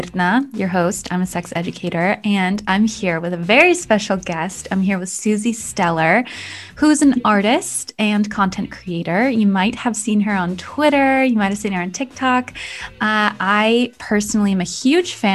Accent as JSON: {"language": "English", "country": "United States", "tie": "born or raised there", "also_born_or_lived": "Connecticut / New York", "moved": "yes", "lives_now": "Iceland", "said": "I grew up in Connecticut and New York, so New England"}